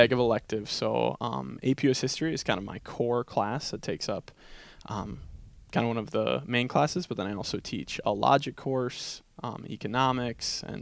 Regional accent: Chippewa Falls, Wisconsin, United States; also born or lived in Baltimore; I grew up here in Chippewa Falls, and I attended McDonald and graduated in 2014

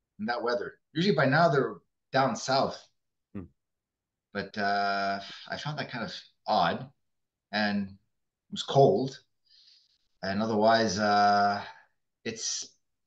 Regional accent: Montreal, Quebec, Canada; also born or lived in Laval; we're from Montreal, but where we really live is in the suburbs, in a place called Laval

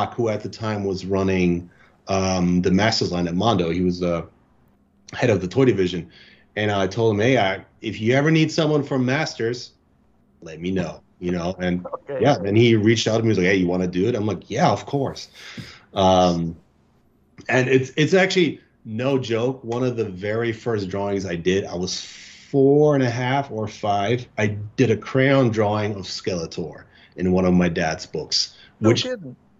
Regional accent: Germany; moved away as an adult; now in United States; I was born and raised in Germany. I've been living in the States for, I think, like 9 years now

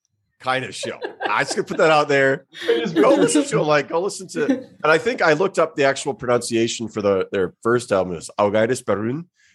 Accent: Midwest, United States; I'm from the Midwest.

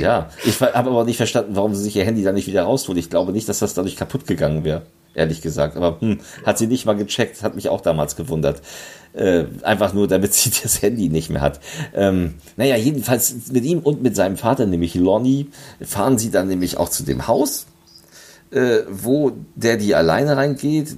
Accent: Lübeck, Schleswig-Holstein, Germany; Lübeck, also meiner Heimatstadt.

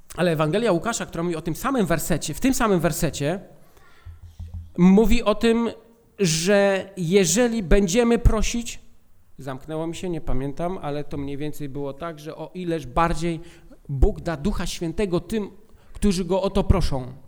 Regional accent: Poland; urodziliśmy się w Polsce

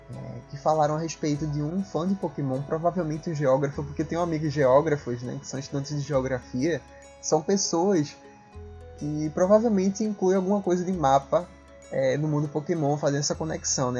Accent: Northeast Region, Brazil; accent: sotaque arrastado; esse nordestino

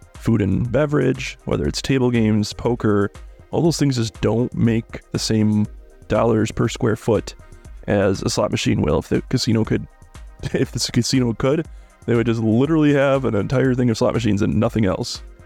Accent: Midwest, United States; I'm from the Midwest

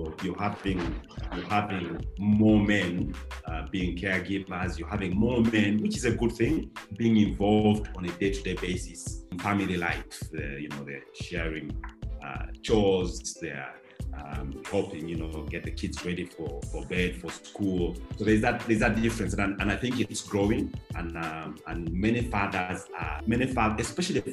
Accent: Uganda; in the 80s for me growing up in Uganda

